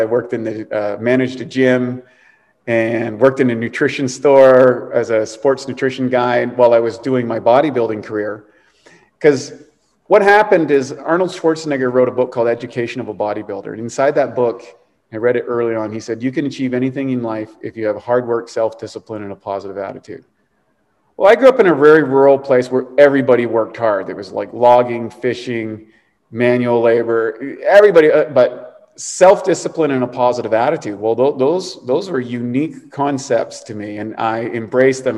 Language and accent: English; East Coast of Canada, Canada; I was a Canadian kid growing up on the East Coast in a very rural place.